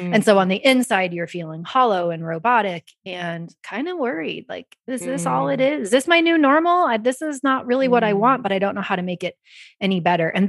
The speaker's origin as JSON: {"language": "English", "region": "Kansas", "country": "United States", "said": "I'm from Kansas"}